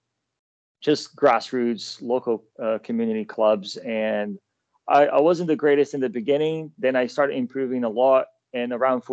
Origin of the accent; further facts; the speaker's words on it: São Paulo, Brazil; moved away as an adult; also born or lived in Malmö, Sweden / Milan, Italy / Michigan, United States; now in London, United Kingdom; Born and raised in Sao Paulo, Brazil